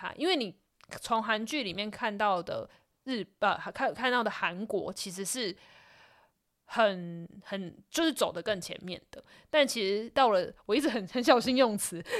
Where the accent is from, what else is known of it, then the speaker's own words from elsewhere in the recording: Taiwan; 然后因为我们是来自 We Come From Taiwan 嘛，所以我们就点了一首就是